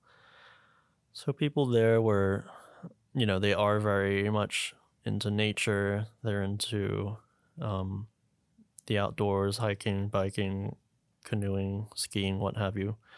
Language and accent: English; Hong Kong; also born or lived in Vancouver, Canada; I was born in Vancouver, but at the age of two, I moved back to, well, my parents moved me back here to Hong Kong with my sister. Uh, we grew up in Discovery Bay